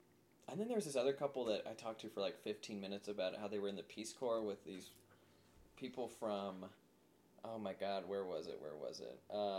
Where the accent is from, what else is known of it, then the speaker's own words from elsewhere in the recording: Angola, Indiana, United States; now in Los Angeles, United States; I used to work at this restaurant in Angola, my hometown, called Potawatomi.